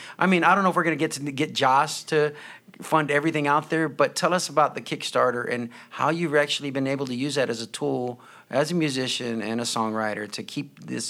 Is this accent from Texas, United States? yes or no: yes; Corpus Christi, Texas, United States; Corpus Christi native